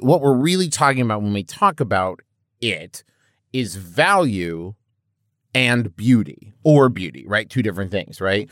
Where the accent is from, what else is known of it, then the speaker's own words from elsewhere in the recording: Huntington, West Virginia, United States; I'm from Huntington, West Virginia, home of the Thundering Herd